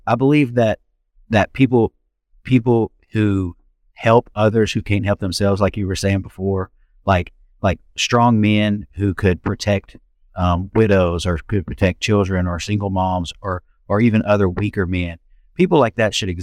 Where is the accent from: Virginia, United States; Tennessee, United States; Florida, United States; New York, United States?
Tennessee, United States; Memphis; I grew up in Fraser